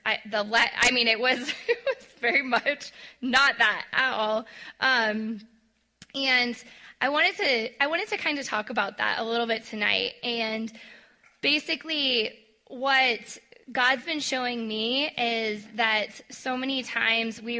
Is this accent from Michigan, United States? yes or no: no; Colorado, United States; I'm a Colorado girl. I grew up in Colorado